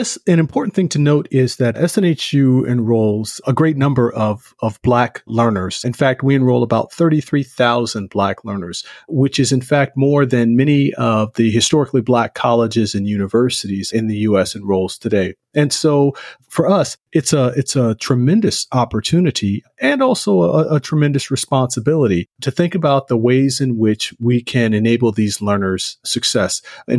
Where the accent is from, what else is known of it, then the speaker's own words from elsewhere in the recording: the South, United States; I'm originally from the South.